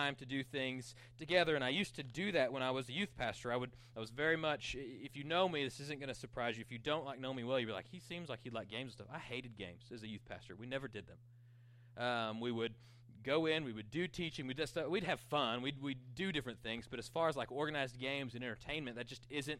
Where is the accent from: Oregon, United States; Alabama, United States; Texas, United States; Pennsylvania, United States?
Texas, United States; Panhandle; I grew up in Panhandle